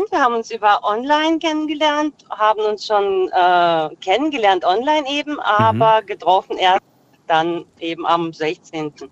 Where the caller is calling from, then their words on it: Freiburg, Baden-Württemberg, Germany; Äh, aus dem Dreiländereck.